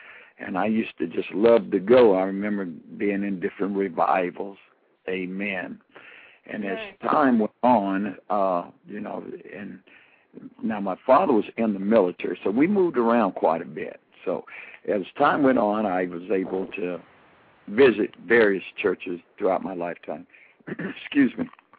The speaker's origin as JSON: {"language": "English", "town": "Colorado Springs", "region": "Colorado", "country": "United States", "tie": "born or raised there", "also_born_or_lived": "Texas", "said": "I'm from Texas originally, but I was raised in Colorado Springs."}